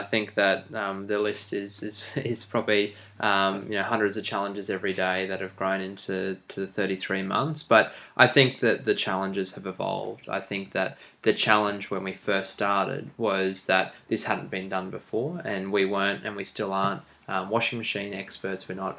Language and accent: English; Brisbane, Queensland, Australia; Lucas and I grew up in Brisbane